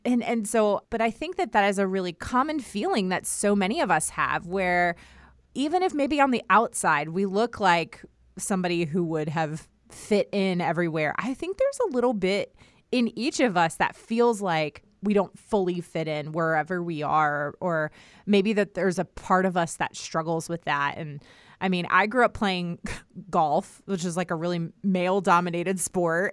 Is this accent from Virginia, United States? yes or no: yes; Herndon, Virginia, United States; moved away as an adult; also born or lived in Newport News / Richmond; now in North Carolina, United States; I grew up in Herndon, which is like northern Virginia outside of DC